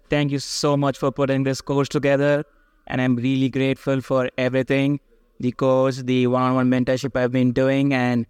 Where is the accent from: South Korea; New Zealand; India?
India; So going back to my background, I came from education from India.